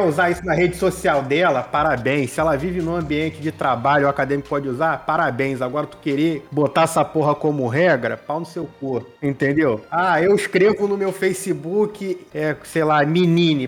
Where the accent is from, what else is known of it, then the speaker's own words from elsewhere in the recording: Brazil; eu posso pedir cidadania italiana, né? E ser é o bra... É. ítalo brasileiro, porque o meu avô não nasceu da Itália, mas ele é filho de italiano e por isso, além de brasileiro, italiano